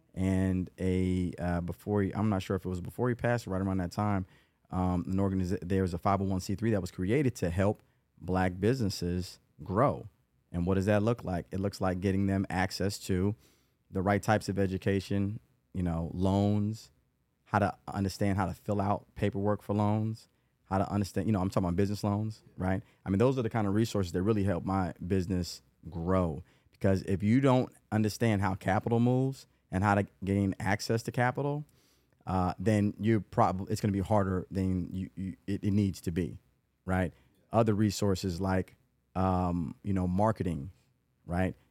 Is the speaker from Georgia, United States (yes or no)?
yes; Atlanta, Georgia, United States; also born or lived in Los Angeles / Chicago; was born in Los Angeles. Dad is from Tuskegee. Lived in Chicago some. Uh, but I've been in Atlanta since ninety-eight. And I went to, and, and the, anybody that listens to this, they hear the names like North Atlanta High School, graduate